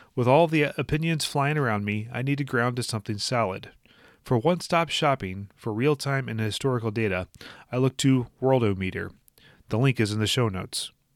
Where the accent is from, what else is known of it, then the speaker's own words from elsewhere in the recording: Minnesota, United States; my home state of Minnesota